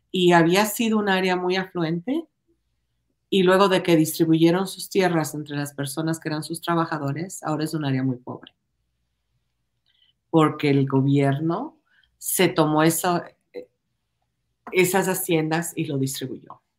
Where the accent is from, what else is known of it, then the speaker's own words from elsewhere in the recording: Ecuador; moved away as an adult; Yo nací en Ecuador, yo me crié en Ecuador, yo fui a la escuela, al colegio en Ecuador. Yo vine acá cuando tenía 19 años?